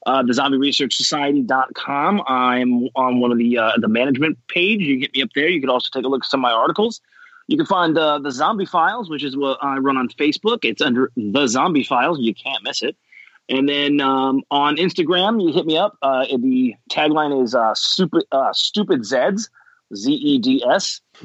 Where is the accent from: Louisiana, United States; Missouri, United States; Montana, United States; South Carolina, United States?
Montana, United States; I'm actually from Montana.